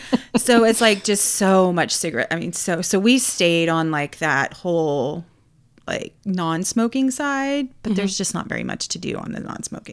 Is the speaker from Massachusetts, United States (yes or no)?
no; Florida, United States; And I thought I was a Florida girl.